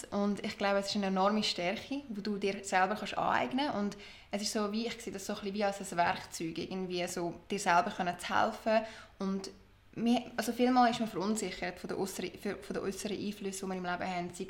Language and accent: German; Lucerne, Switzerland; Ich bin aus Luzern, bin dort aufgewachsen und auch geboren und schon seit immer dort daheim.